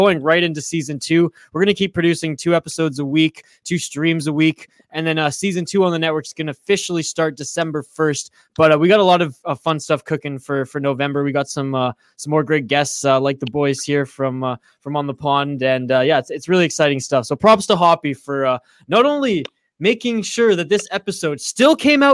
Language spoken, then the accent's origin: English; Canada; I'm the Canadian